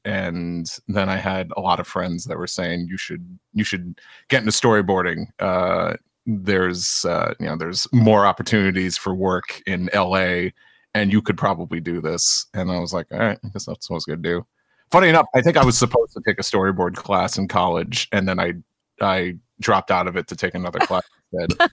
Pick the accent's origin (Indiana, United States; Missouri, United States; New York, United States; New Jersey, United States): New York, United States; New York City; as a New Yorker too